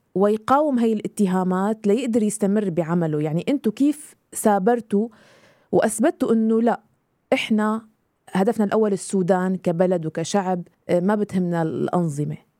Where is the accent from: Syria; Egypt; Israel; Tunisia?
Syria; moved away; انا سوريه